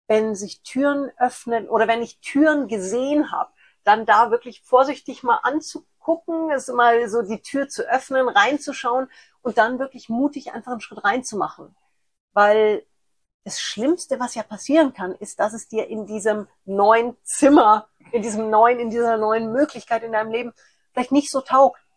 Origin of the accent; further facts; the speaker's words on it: Munich, Bavaria, Germany; born there; Ich bin als eineiger Zwilling in München geboren.